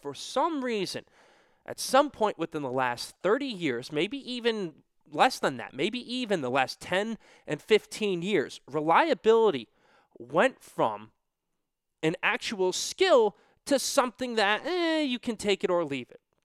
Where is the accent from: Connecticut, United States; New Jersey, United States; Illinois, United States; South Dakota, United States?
Connecticut, United States; I'm from Connecticut